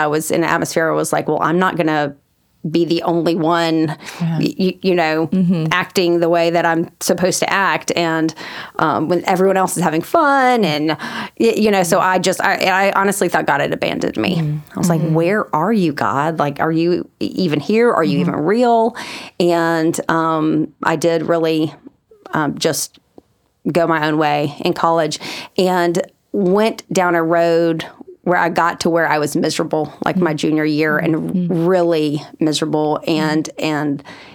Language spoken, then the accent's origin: English; Huntsville, Alabama, United States; moved away as an adult; also born or lived in Virginia; now in Birmingham, United States; I'm from Huntsville originally